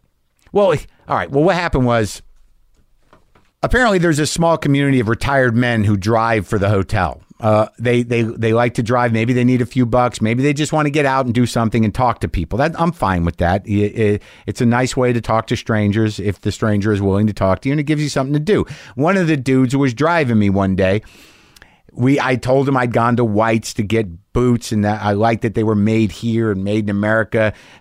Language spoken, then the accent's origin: English; Coeur d'Alene, Idaho, United States; now in Germany; I'm originally from the Spokane area, Coeur d'Alene. It's in Idaho, I believe, right? But live in Germany now.